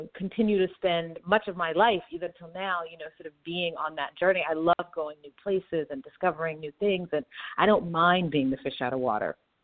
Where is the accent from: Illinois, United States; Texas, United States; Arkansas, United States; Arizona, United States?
Texas, United States; me being Black American from Texas with these sort of civil rights activist parents